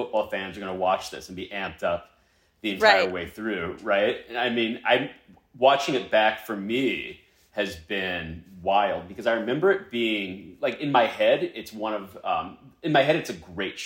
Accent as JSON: {"language": "English", "town": "Atlanta", "region": "Georgia", "country": "United States", "also_born_or_lived": "New York", "said": "I am from Atlanta"}